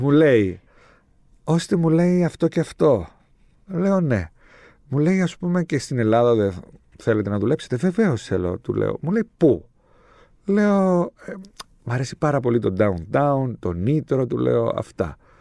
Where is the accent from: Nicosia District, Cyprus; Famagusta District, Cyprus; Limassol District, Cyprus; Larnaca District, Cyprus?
Limassol District, Cyprus; Limassol; Εγώ είμαι από τη Λεμεσό